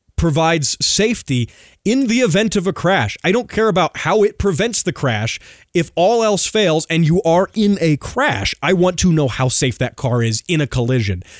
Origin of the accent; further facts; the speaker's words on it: United States; as an American